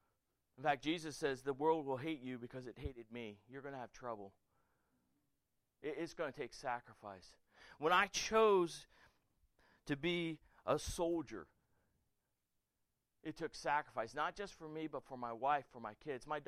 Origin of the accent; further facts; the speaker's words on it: Florida, United States; moved away as an adult; also born or lived in Germany; I'm from Florida